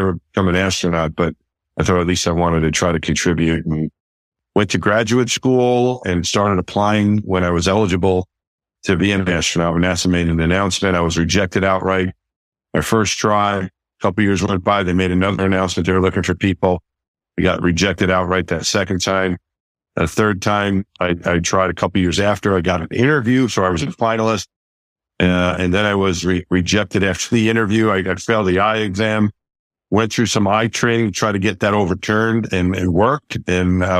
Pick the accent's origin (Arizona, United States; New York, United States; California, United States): New York, United States; Franklin Square; I grew up just outside of New York City in Queens, in New York City at a town called Franklin Square on Long Island.